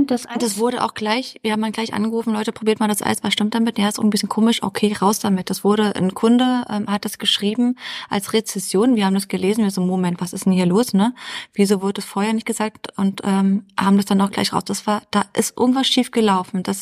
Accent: East Germany, Germany; born there; ich meine, ich bin im Osten geboren, aber ich habe davon ja nichts erlebt. So stelle ich mir dann Ostdeutschland vor.

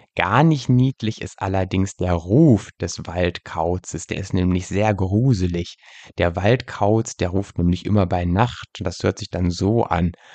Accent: Lüneburg Heath, Lower Saxony, Germany; In äh, meiner Heimatgegend in der Lüneburger Heide, wo ich aufgewachsen bin

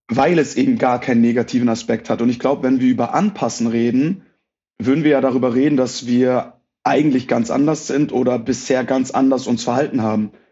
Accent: Hamburg, Germany; first language German; moved away as an adult; now in Munich, Germany; Ich bin gebürtiger Hamburger, bin tatsächlich aber vor acht Jahren, 2015, nach München gezogen.

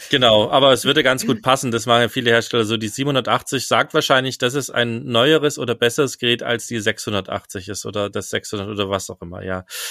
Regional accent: Germany; als Deutscher

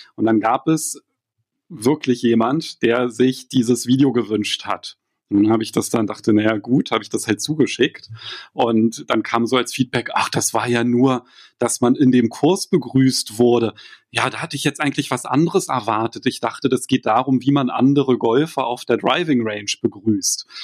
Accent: Berlin, Germany; als Berliner

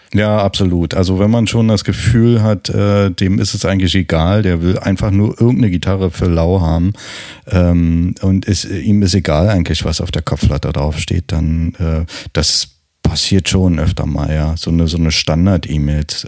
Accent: Berlin, Germany; accent: Berlinerisch; ich habe nicht allzu viel Berlinert

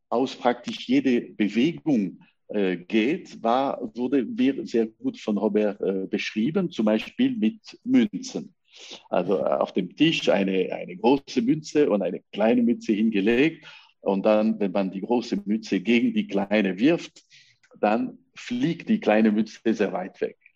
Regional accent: La Chaux-de-Fonds, Neuchâtel, Switzerland; also born or lived in Lausanne; ich bin in, äh, in Lausanne geboren, aber kam nach La Chaux-de-Fonds mit äh, sechs Jahren alt, habe ich praktisch äh, meine ganze Schulzeit dort gelegt.

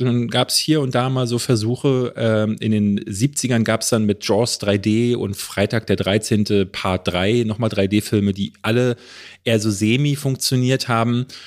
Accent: Berlin, Germany; hier in Berlin-Marzahn, wo ich groß geworden bin

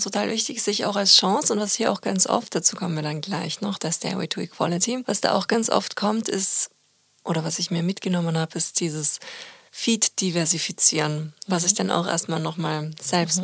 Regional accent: Austria; now in Germany; als Österreicherin

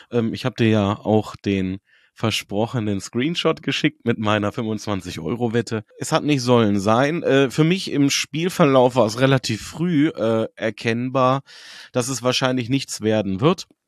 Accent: Hanover, Lower Saxony, Germany; Und ich bin Hannoveraner, ich kenne Hannover seit vielen, vielen Jahren, ich weiß, wozu wir imstande sind.

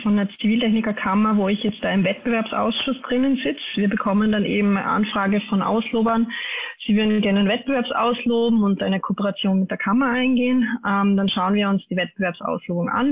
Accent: Austria; bei uns in Österreich

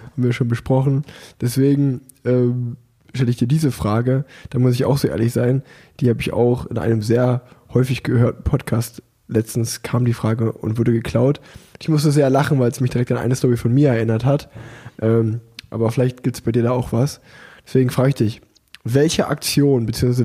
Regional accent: Unna, North Rhine-Westphalia, Germany; now in Cologne, Germany; in Unna, wo ich groß geworden bin

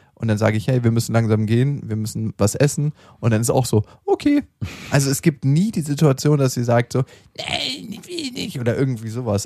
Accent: Berlin, Germany; in dem alten Park in Berlin, wo ich aufgewachsen bin

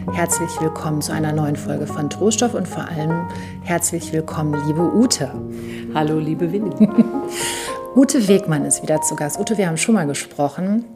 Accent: Münsterland, North Rhine-Westphalia, Germany; ich als Mädchen im katholischen Münsterland nicht Messdienerin sein wollte

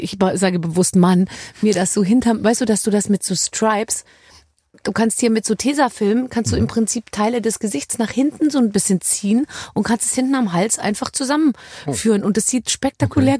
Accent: Munich, Bavaria, Germany; Ich komme aus München

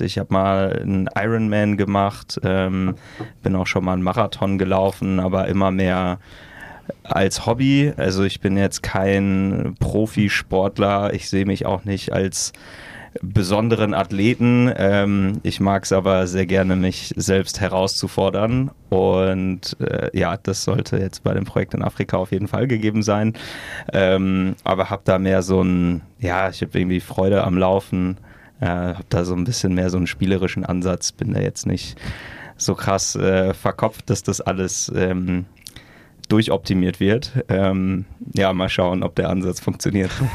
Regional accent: near Münster, North Rhine-Westphalia, Germany; moved away as an adult; now in Berlin, Germany; ich komme aus der Nähe von Münster, ähm, so ein Dorf, was die meisten Münsteraner auch nicht kennen, deswegen sagen wir einfach Münster

